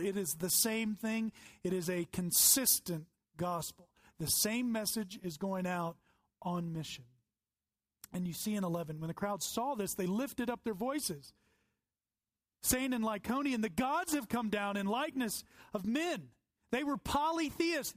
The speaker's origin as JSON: {"language": "English", "region": "the Bible Belt", "country": "United States", "tie": "born or raised there", "said": "I grew up in the Bible Belt"}